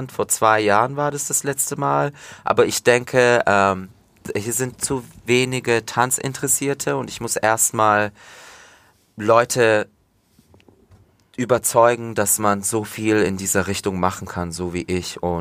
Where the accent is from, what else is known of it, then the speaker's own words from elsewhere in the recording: Turkey; da spricht man auch nur Alttürkisch. Und das ist meine Heimat. Da sind immer noch meine, meine Großeltern